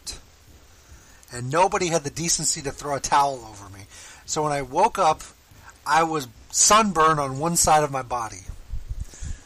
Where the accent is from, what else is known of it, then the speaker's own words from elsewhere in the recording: Florida, United States; I'm from Florida